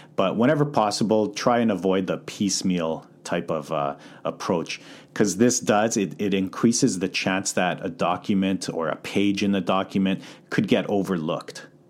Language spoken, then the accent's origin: English; Calgary, Alberta, Canada; moved away as an adult; now in North Vancouver, Canada; born and raised in Calgary, so I moved over to Vancouver in twenty eleven